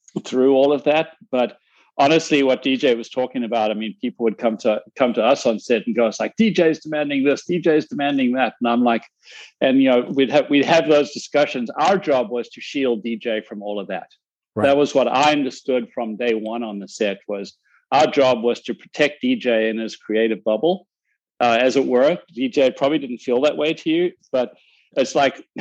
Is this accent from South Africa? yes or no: yes; South Africa; now in United States; I'm a South African immigrant in the US